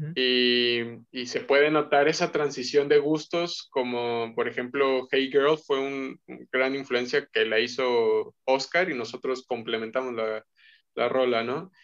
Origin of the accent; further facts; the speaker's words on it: Mexico; igual mexicano